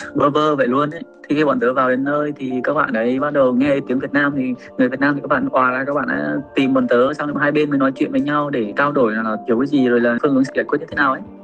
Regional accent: Vietnam; now in Japan; mình cũng là đồng bào việt nam mà dân tộc việt nam

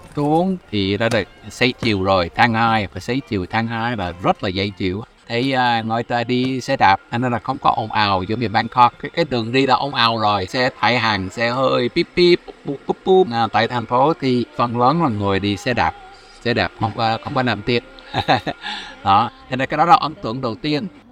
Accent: United States; Vietnamese is a second language; moved away as an adult; also born or lived in Vietnam; now in Ho Chi Minh City, Vietnam; tôi là người Mỹ sống ở Việt Nam toàn thời gian từ lúc tháng 1 1995

